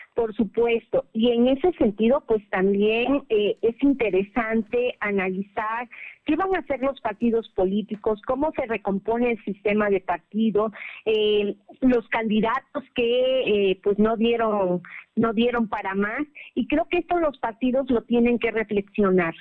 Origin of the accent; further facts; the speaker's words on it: Mexico; somos mexicanos